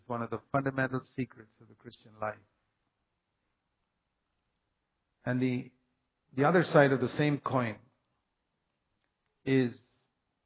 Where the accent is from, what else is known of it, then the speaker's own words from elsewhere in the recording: India; I come from India, which is considered a third world country